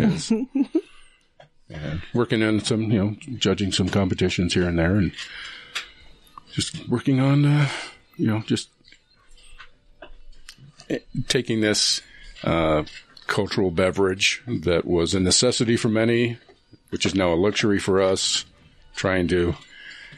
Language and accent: English; Salt Lake City, Utah, United States; I'm from Utah. I'm from Salt Lake.